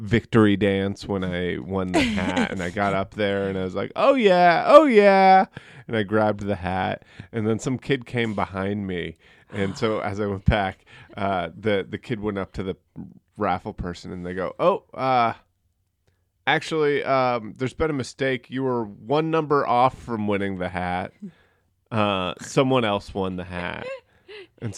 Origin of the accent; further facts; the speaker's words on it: Sandwich, Massachusetts, United States; moved away as an adult; also born or lived in Guam / New York City; I was born in Guam, but I grew up in a town called Sandwich, Massachusetts